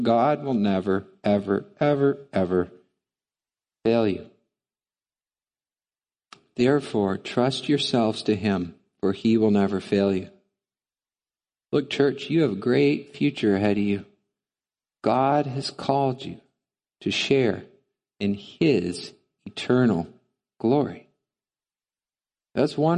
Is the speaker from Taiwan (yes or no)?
no; United States; also born or lived in Canada; as an American